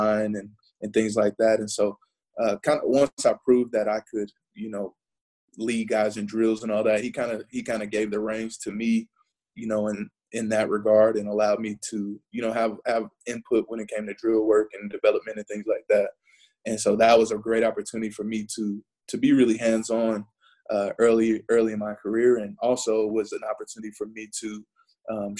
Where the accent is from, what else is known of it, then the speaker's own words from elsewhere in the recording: St. Louis, Missouri, United States; moved away; also born or lived in Arizona / Kansas; I'm from St. Louis, Missouri, and started playing football when I was 7 years old